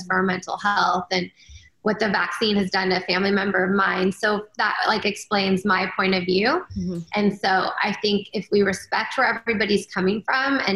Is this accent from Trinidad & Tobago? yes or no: no; Canada; now in United States; I'm actually from Canada